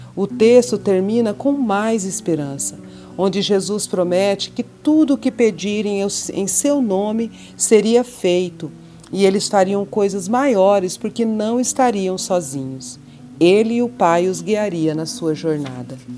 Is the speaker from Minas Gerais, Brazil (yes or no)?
no; Mato Grosso do Sul, Brazil; born or raised there; also born or lived in São Paulo